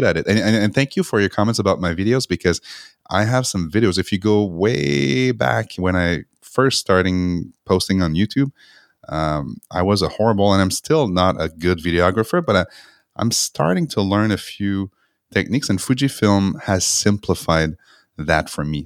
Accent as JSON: {"language": "English", "town": "Montreal", "region": "Quebec", "country": "Canada", "tie": "born or raised there", "moved": "yes", "said": "I went back to Montreal, which is my hometown"}